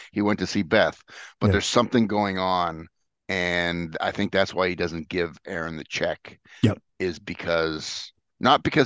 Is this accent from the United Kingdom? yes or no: no; Canada; I'm a Canadian